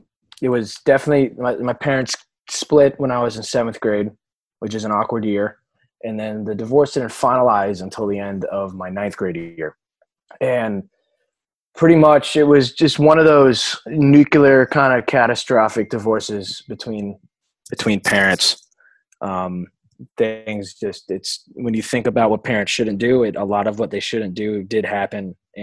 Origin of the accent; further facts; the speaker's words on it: Florida, United States; born there; also born or lived in Connecticut; I was born down here in South Florida into a very New York, Italian, Spanish family.